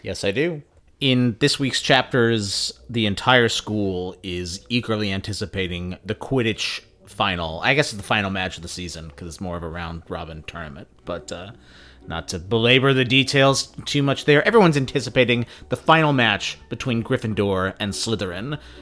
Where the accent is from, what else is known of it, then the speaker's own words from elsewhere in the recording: Phoenix, Arizona, United States; Growing up in Phoenix